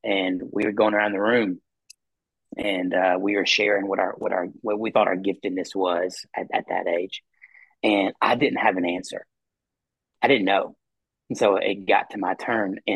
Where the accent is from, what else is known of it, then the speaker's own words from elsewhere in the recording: Mount Juliet, Tennessee, United States; moved away as an adult; now in Cookeville, United States; I'm from Mount Juliet, Tennessee, and grew up in the Mount Juliet Church